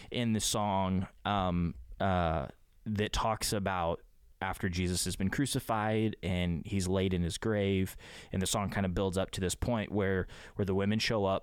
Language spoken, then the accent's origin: English; United States; as a Westerner, like as an American yeah. Westerner